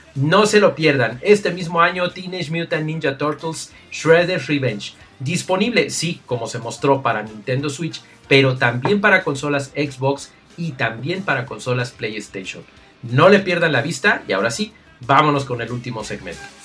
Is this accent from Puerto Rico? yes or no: no; Mexico; yo soy de México